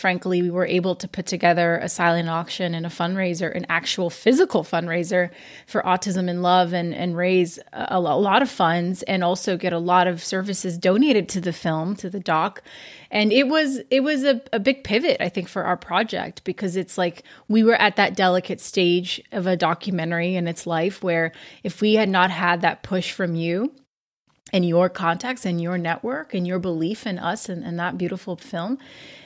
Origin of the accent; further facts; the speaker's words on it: São Paulo, Brazil; São Paulo, Brazil, my hometown